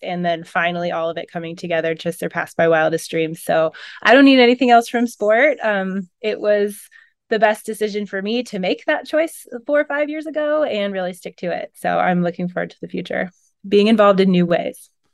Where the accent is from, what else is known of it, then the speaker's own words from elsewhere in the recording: Pacific Northwest, United States; I'm from the Pacific Northwest.